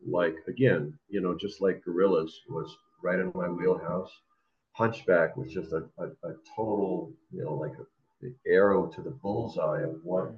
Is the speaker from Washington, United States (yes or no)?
yes; Washington, United States; now in Los Angeles, United States; I grew up in the Pacific Northwest